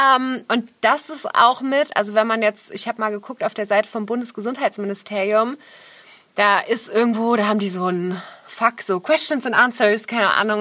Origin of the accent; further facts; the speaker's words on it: Nuremberg, Bavaria, Germany; moved away as an adult; Nürnberg ist ja auch meine Heimatstadt. Ich habe da 19 Jahre gelebt